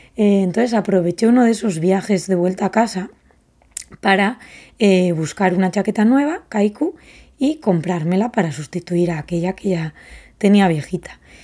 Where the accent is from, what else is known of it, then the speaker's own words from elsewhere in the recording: Basque Country, Spain; de donde yo vengo, del País Vasco, de Euskadi